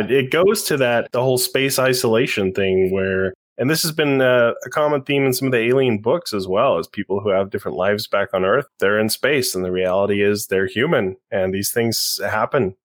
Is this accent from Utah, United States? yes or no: yes; Utah, United States; I grew up in Utah County, Mormon